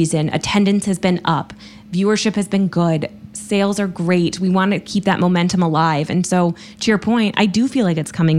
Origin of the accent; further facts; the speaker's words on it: South Bend, Indiana, United States; I grew up in South Bend, Indiana, so at least I'm a Hoosier at heart.